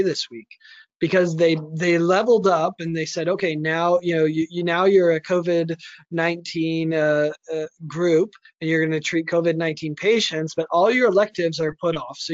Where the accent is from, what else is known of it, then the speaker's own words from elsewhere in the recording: United States; as an American